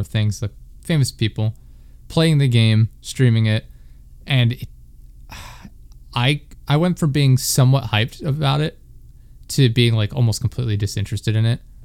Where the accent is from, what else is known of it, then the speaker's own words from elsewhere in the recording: Pennsylvania, United States; I'm from Pennsylvania